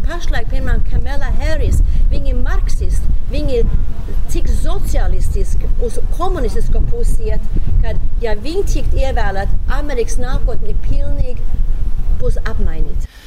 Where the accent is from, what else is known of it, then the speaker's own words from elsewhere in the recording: Sweden; now in United States; uzaugot Zviedrijā